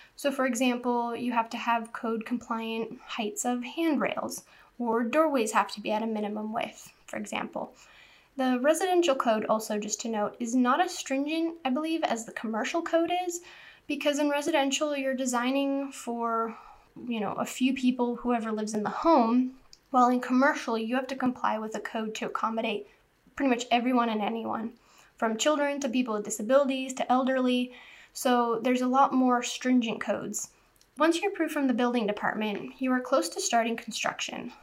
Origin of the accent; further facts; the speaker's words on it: southern Orange County, California, United States; also born or lived in New Hampshire, United States; When I was in the fifth grade, so 10 years old, we moved to southern Orange County from New Hampshire, and the town we lived in had just recently been built